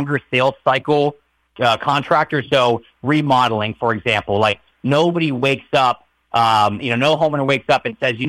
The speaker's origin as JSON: {"language": "English", "region": "Maryland", "country": "United States", "tie": "born or raised there", "said": "I grew up in Maryland"}